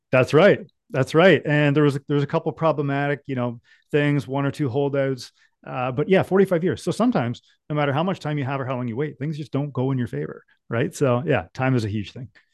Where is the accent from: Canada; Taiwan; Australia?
Canada; Ontario; growing up in Ontario, I was a mechanic.